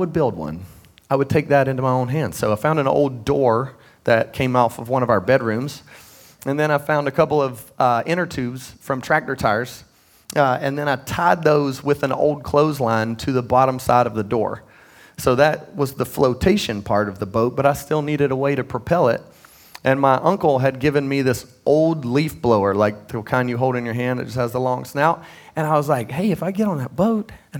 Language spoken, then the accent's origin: English; Midland, North Carolina, United States; I grew up in Midland. I don't know if y'all know where that is. It's the southern part of Cabarrus County